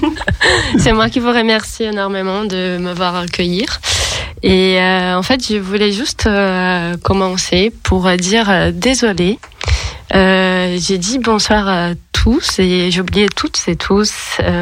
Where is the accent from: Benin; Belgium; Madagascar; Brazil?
Brazil; accent: Brazilian; French is a second language; moved away as an adult; now in Lyon, France; comment vous pouvez remarquer par l'accent, je suis brésilienne.